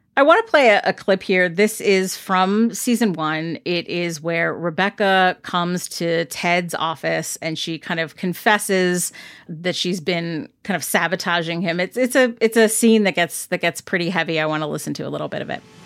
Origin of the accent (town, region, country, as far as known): United States